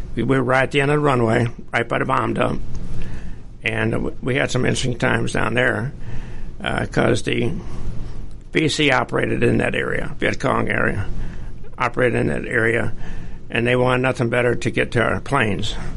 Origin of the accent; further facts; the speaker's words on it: St. Louis, Missouri, United States; moved away as an adult; I was born and raised in St. Louis, Missouri